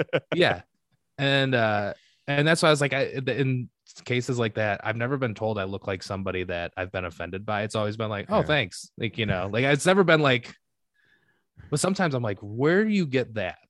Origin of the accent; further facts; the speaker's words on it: Michigan, United States; now in Chicago, United States; I love living in Chicago and like but I'm I'm from Michigan